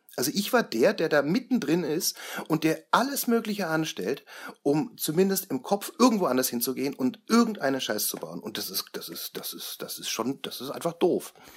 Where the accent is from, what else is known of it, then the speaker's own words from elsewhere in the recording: Franconia, Bavaria, Germany; bei uns in Franken